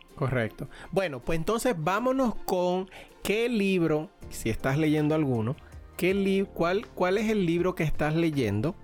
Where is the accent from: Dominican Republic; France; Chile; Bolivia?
Dominican Republic; now in Pennsylvania, United States; como buen dominicano